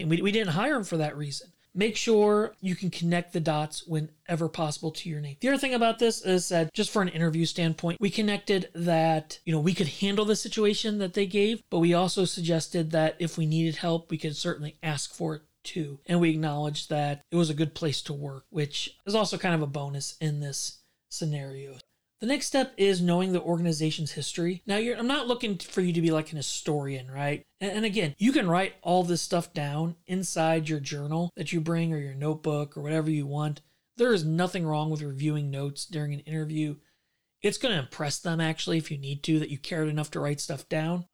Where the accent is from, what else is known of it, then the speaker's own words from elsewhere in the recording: St. Louis, Missouri, United States; I grew up in Saint Louis